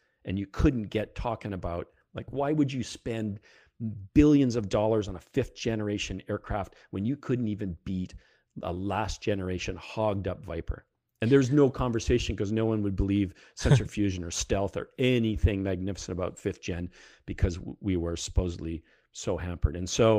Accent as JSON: {"language": "English", "country": "Canada", "lives_now": "United States", "said": "We still live at Pax River, but my accent is coming back very heavily these days."}